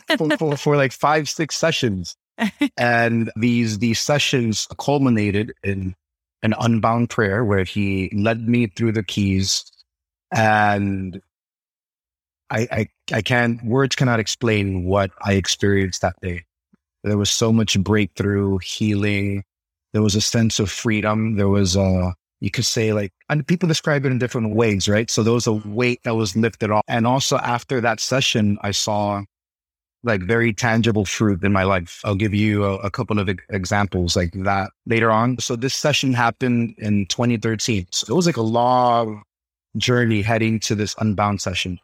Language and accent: English; New York City, New York, United States; Born and raised in Brooklyn, New York